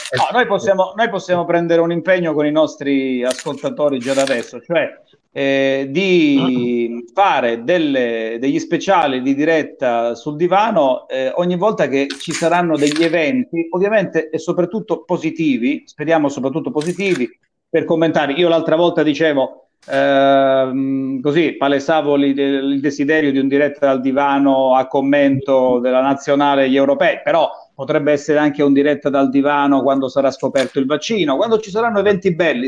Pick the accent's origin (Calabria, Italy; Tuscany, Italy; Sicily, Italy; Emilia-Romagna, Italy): Calabria, Italy